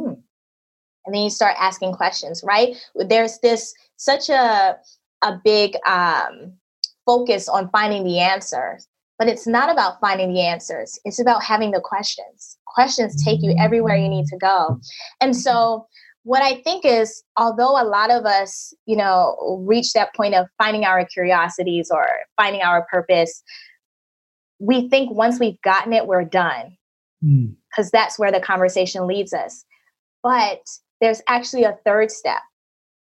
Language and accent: English; United States; moved away as an adult; my home country in the US